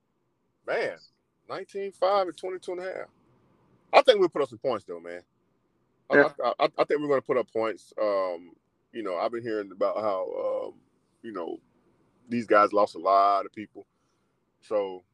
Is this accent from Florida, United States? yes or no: yes; Florida, United States; I'm from Florida.